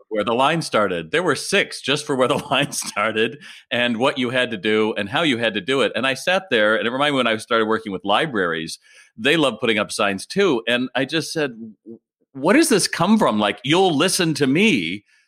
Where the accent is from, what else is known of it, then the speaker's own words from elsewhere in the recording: United States; as an American